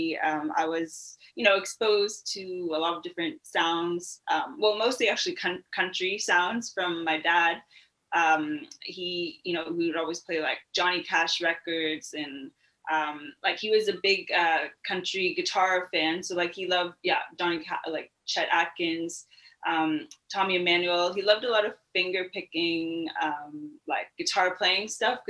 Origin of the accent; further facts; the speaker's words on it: London, Ontario, Canada; moved away as an adult; also born or lived in South Africa; I grew up in London, Ontario, lived there for pretty much up until I was 18 years old.